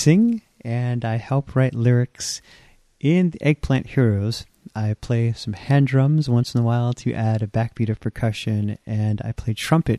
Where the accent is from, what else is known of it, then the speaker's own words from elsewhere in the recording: Providence, Rhode Island, United States; moved away as an adult; also born or lived in England; now in Eau Claire, United States; I'm originally from Providence, Rhode Island, and that's where I got my start in the city, listening to hip-hop music as a kid and also playing trumpet from age 12.